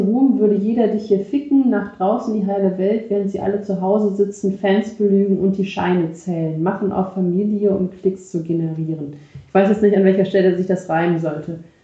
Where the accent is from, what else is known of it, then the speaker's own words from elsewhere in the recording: Rhineland, Germany; Für mich als äh, Rheinländer